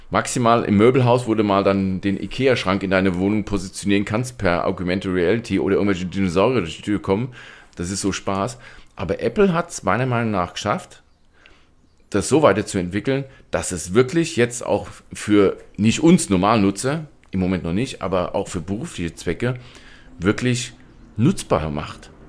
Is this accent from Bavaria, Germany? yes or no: no; Hesse, Germany